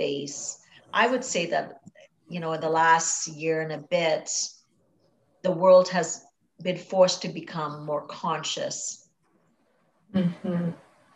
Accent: Trinidad & Tobago; I grew up in Trinidad and Tobago in the Caribbean

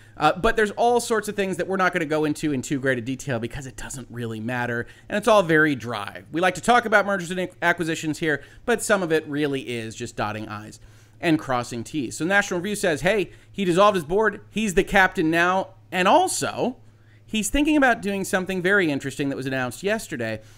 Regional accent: United States; an American citizen

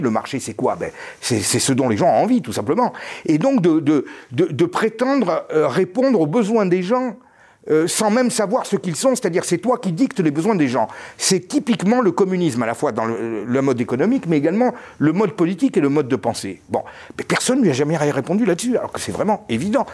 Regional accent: France; en tant que Français

